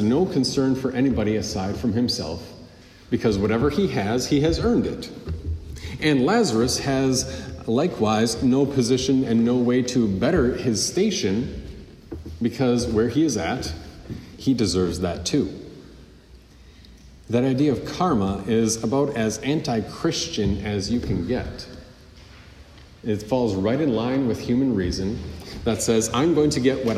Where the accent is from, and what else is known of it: United States